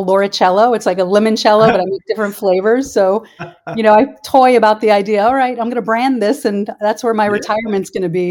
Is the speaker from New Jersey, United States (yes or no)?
yes; New Jersey, United States; moved away as an adult; also born or lived in Columbus, Ohio / South Carolina; now in Florida, United States; I grew up in New Jersey